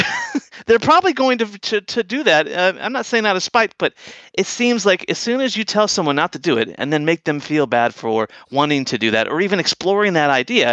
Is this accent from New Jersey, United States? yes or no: no; San Francisco, California, United States; He goes, "Where are you from?" I said, "I'm from San Francisco."